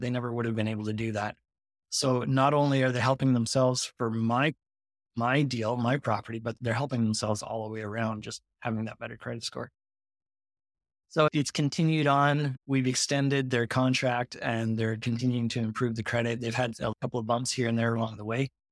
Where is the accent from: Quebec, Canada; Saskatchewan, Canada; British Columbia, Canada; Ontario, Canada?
Quebec, Canada; Montreal; I live up in Montreal, Canada, but, uh, all my business is done in the U S, so I'm the Canadian note guy